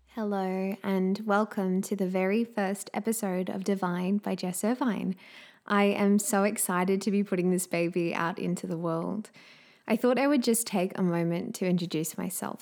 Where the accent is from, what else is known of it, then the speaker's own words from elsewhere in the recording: Australia; accent: Australian; also born or lived in Southeast Queensland; as you can probably tell from my accent, I am indeed an Australian living in sunny Southeast Queensland in Australia.